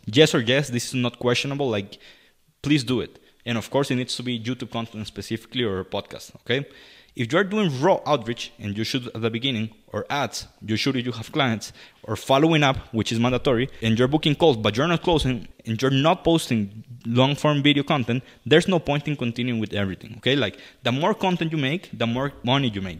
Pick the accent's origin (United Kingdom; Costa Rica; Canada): Costa Rica; I'm from Costa Rica